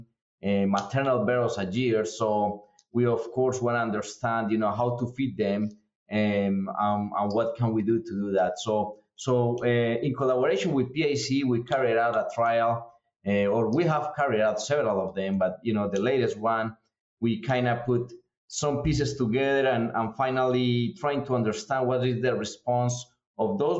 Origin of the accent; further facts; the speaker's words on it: Colombia; moved away as an adult; now in United States; I'm originally from Colombia in South America. I've been here in the U.S. for several years now. Came here in 2010 to start a grad school